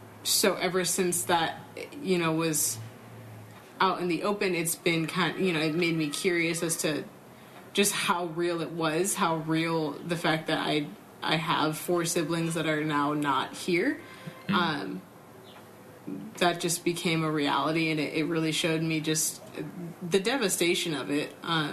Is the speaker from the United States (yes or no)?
yes; Southern California, United States; I grew up in Southern California. Where abortion is very accepted to the point where it's just not a conversation.